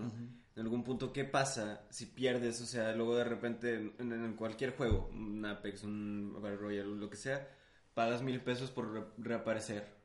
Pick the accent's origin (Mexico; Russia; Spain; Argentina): Mexico; Monterrey, Nuevo León; soy de Monterrey.